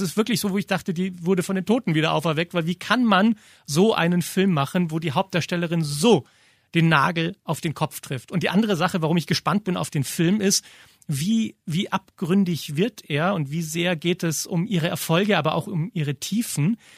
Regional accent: Germany; bei uns in Deutschland

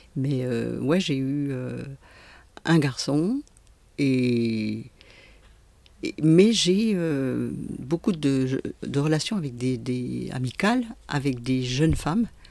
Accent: Besançon, Bourgogne-Franche-Comté, France; moved away as an adult; also born or lived in Roche-lez-Beaupré; now in Jura, France; je suis une comtoise puisque je suis née à Besançon

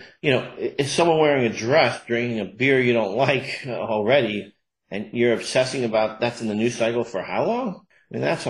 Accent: Sandy Hook, Connecticut, United States; a good friend of mine had their kids that I grew up with in Sandy Hook

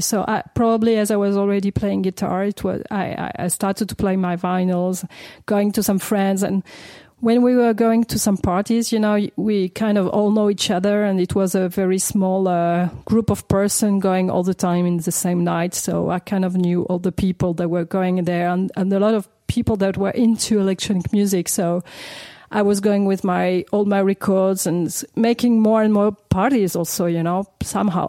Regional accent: Paris, Île-de-France, France; I grew up in Paris. My mom was English and my father's French, so I like I was born and raised in Paris, never moved from Paris

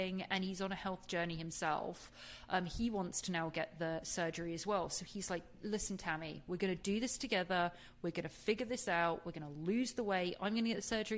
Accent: England, United Kingdom; I'm from England.

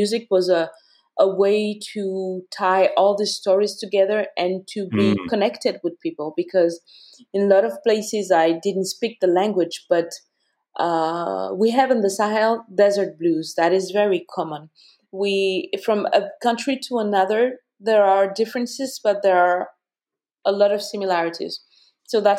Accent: Bamako, Mali; moved away; also born or lived in Ghana; I was born and raised in Mali, in Bamako

